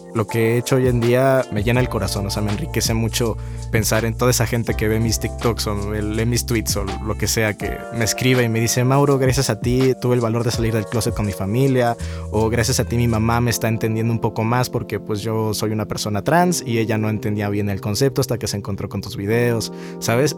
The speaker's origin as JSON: {"language": "Spanish", "region": "Mexico City", "country": "Mexico", "said": "soy de la Ciudad de México"}